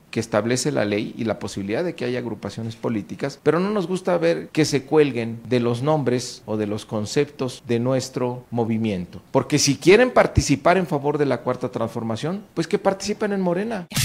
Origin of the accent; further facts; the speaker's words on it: Mexico; Tenemos como mexicanas y mexicanos el derecho de asociarnos en libertad siempre y cuando sea para un propósito lícito